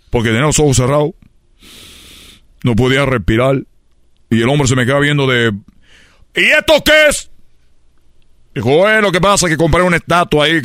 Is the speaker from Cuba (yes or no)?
yes; Cuba; Le digo, yo soy de Cuba. Dijo, ah, aquí en Guadalajara no es muy normal ver un cubano. Le dije, bueno, pues soy el primer cubano que tú ves aquí.